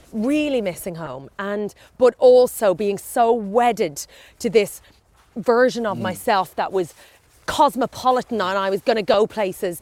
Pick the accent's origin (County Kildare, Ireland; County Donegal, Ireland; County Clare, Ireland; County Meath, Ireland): County Meath, Ireland; I grew up in Meath, Irish